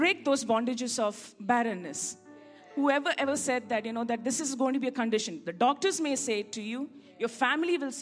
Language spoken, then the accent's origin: English; India; I'm an Indian after all